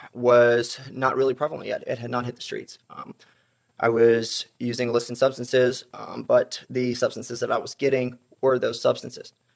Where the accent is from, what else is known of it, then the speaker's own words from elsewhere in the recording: South Carolina, United States; moved away; I'm from South Carolina originally